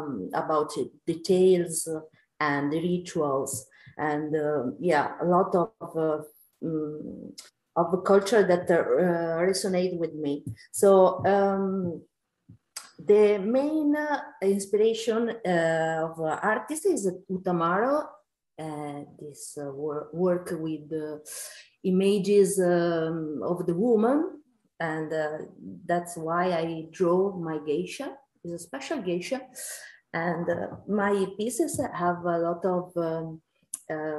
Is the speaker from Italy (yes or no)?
yes; Italy; I'm from Italy